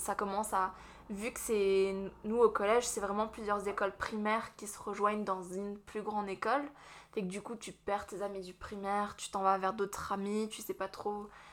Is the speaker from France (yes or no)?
yes; Strasbourg, Grand Est, France; moved away as an adult; also born or lived in Vosges; now in Moncton, Canada; je suis française de France. Je suis de Strasbourg à l'origine.